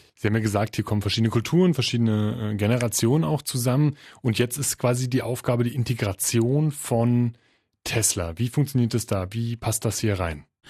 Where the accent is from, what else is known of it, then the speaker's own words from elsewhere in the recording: Berlin, Germany; ich als Berliner